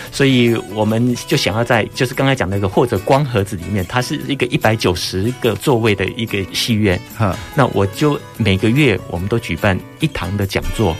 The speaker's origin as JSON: {"language": "Chinese", "town": "Hsinchu", "region": "Hsinchu City", "country": "Taiwan", "tie": "born or raised there", "moved": "as an adult", "said": "我本身是新竹人，啊。我从小就在新竹长大的"}